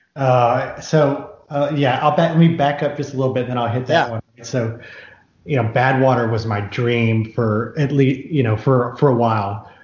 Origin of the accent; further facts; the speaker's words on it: Houston, Texas, United States; And then we grew up in Houston